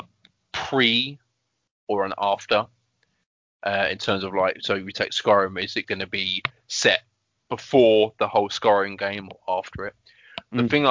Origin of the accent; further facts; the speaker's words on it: United Kingdom; I'm British.